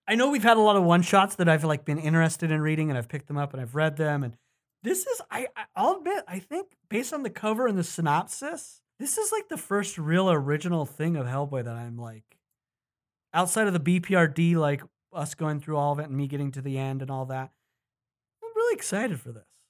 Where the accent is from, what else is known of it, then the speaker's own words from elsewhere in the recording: Utah, United States; now in Los Angeles, United States; Utah, my home state